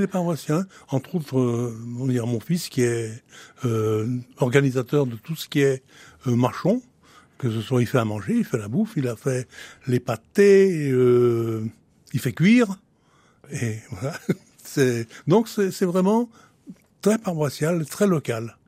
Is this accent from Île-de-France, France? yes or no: no; Francheville, Auvergne-Rhône-Alpes, France; je suis né à Francheville d'un père et d'une mère nés à Francheville